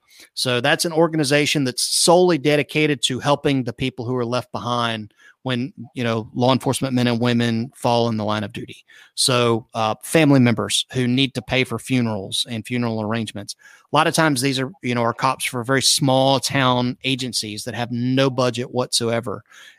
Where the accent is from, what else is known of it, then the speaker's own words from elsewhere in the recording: Tallahassee, Florida, United States; moved away; also born or lived in Panama City, Florida; I have a fondness for that area because it's where I'm from. I grew up in Leon County. I have gobs of history over in Panama City, which is Bay County.